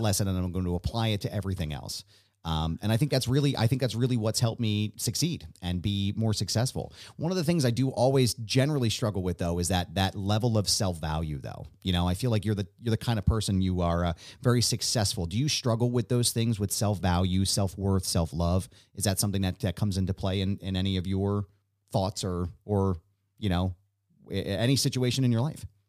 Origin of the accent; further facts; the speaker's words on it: Philadelphia, Pennsylvania, United States; I'm this guy from Philadelphia